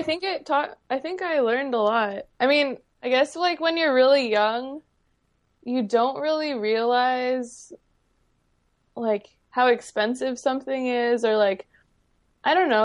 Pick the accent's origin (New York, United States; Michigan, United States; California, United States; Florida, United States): California, United States; San Diego; accent: upspeak; I grew up here in San Diego